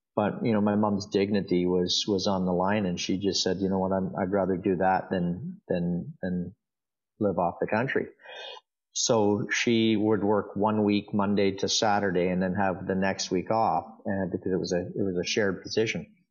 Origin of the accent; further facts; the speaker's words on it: Dundas, Ontario, Canada; also born or lived in Hamilton; I was born in Hamilton and and raised in a town called Dundas